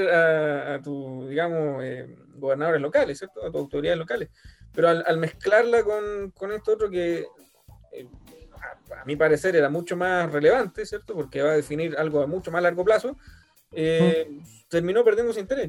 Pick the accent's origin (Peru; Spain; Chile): Chile; fui ahí como típico chileno